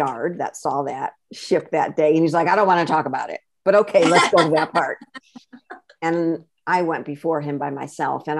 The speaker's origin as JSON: {"language": "English", "region": "Connecticut", "country": "United States", "tie": "born or raised there", "also_born_or_lived": "Florida / California / Seattle / Vermont", "moved": "as an adult", "said": "I was born and raised in Connecticut"}